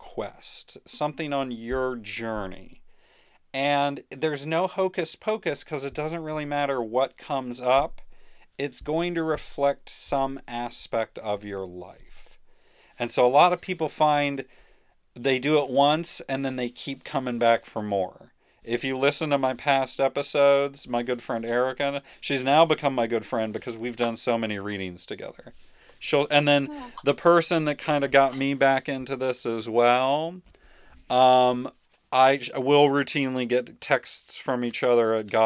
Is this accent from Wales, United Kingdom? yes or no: yes; Welsh, Wales, United Kingdom; my Welsh mythology, since I'm Welsh